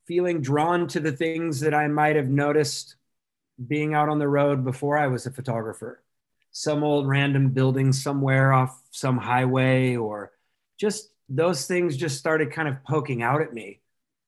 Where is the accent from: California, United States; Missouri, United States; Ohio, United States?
California, United States; Orange County; I grew up in Orange County